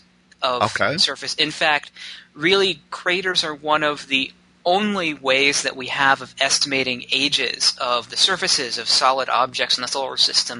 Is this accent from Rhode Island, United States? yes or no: no; Cincinnati, Ohio, United States; moved away as an adult; also born or lived in Missouri / Cleveland, Ohio; now in Boulder, United States; I was raised in Ohio from the age of 2.5